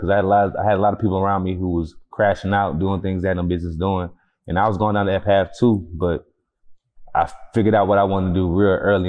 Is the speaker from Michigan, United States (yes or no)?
no; Houston, Texas, United States; Acres Homes, to be exact. North side in the building.